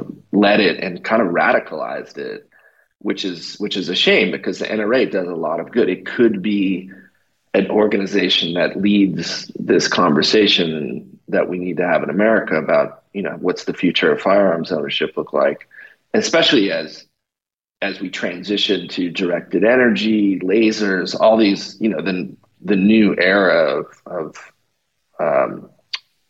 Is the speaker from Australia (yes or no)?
no; Canada; now in United States; I'm originally from Canada. They call me a Canadian socialist